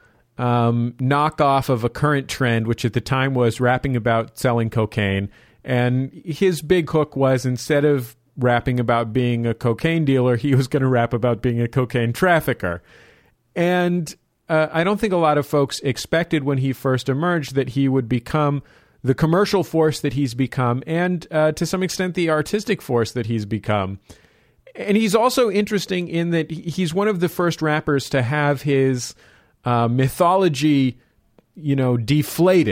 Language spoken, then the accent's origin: English; San Francisco, California, United States; my hometown of San Francisco